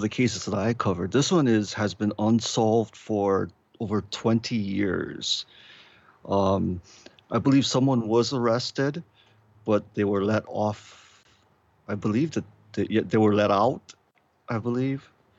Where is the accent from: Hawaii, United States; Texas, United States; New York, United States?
Hawaii, United States; Honolulu; I was born and raised here in Honolulu, Hawaii. No, I don't live in a grass hut or surf.